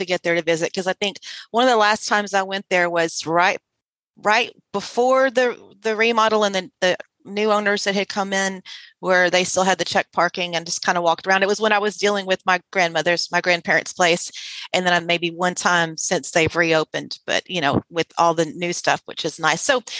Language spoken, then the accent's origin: English; Sealy, Texas, United States; moved away; also born or lived in San Felipe, Texas; I grew up across the I-10 overpass on the other side in San Felipe, because Sealy, Texas is my hometown.